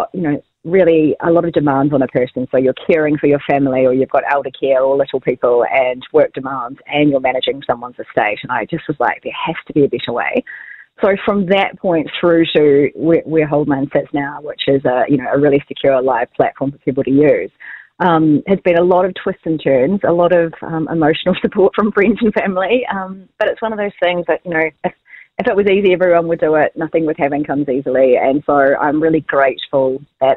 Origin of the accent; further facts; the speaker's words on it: Southbridge, Canterbury, New Zealand; now in Christchurch, New Zealand; I'm from Southbridge and the Rakaia River is really important to me.